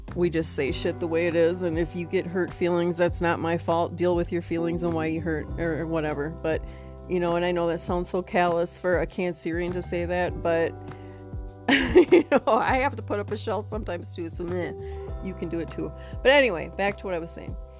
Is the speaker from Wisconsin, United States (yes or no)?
yes; New London, Wisconsin, United States; now in Arizona, United States; coming at you out of New London, Wisconsin, my hometown.